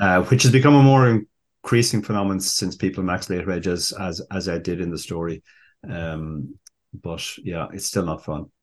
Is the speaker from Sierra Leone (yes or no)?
no; Ireland; we Irish prefer the English